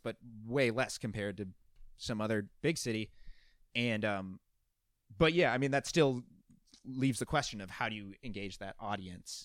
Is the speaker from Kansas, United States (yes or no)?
no; Golden Valley, Minnesota, United States; I grew up in Golden Valley